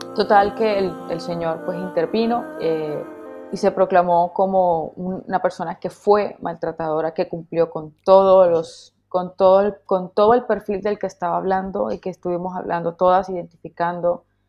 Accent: Colombian Caribbean coast, Colombia; como colombiana que soy, como costeña que soy

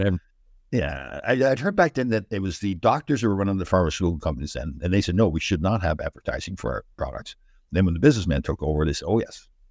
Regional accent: Canada; I'm from Canada

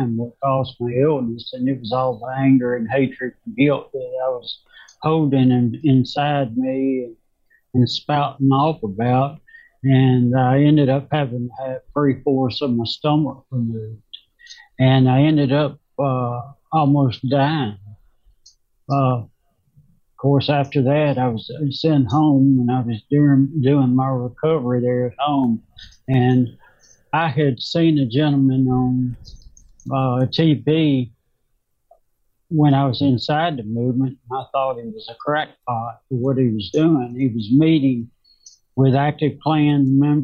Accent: Mississippi Delta, United States; also born or lived in Memphis, Tennessee; I was born in Mississippi Delta, where the music was blues music

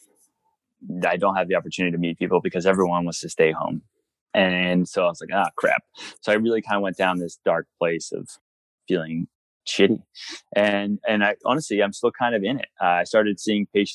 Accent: Pennsylvania, United States; moved away; also born or lived in Colorado; I'm from Pennsylvania originally.

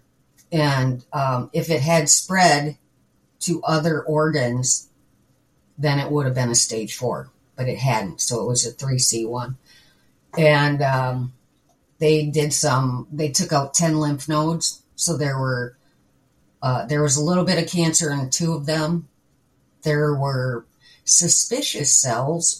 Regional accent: Midwest, United States; also born or lived in Wisconsin; I'm a Midwesterner

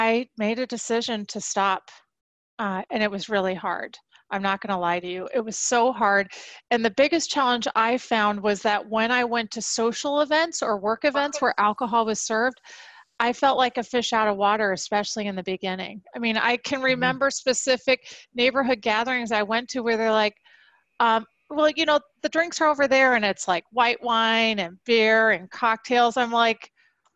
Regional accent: San Diego, California, United States; I grew up in Southern California in San Diego

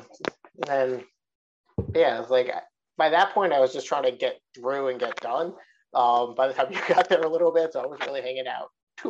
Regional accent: New York City, New York, United States; moved away; we're back in New York City, my hometown. You know, I have friends in the area

